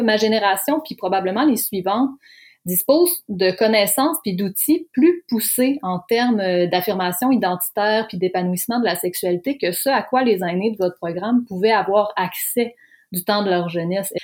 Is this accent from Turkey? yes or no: no; Lac Saint-Jean, Quebec, Canada; moved away; ayant été moi-même une jeune queer désemparée du lac Saint-Jean